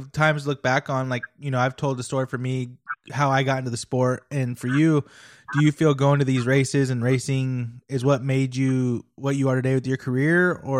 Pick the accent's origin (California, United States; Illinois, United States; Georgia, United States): California, United States; near Hangtown; moved away as an adult; now in Indiana, United States; I grew up near Hangtown